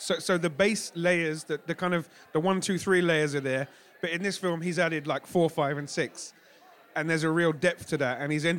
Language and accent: English; Jamaica; It was very powerful for me as a Jamaican to see parts of that country on screen in a way that I've not seen rendered before.